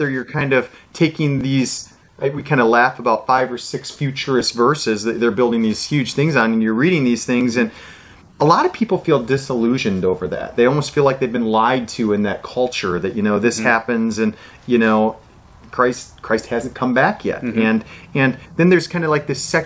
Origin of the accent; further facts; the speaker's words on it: United States; being an American and yep. speaking kind of a wild English language